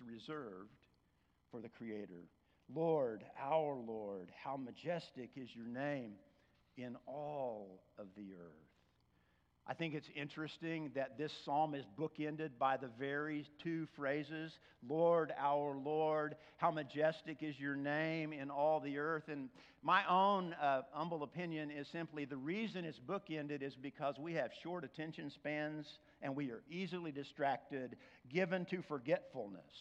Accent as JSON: {"language": "English", "region": "Oklahoma", "country": "United States", "said": "I'm from Oklahoma"}